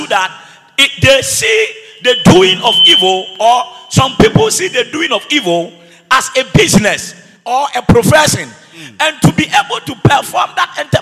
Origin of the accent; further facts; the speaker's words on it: Ghana; moved away; my hometown, talk about Borahafo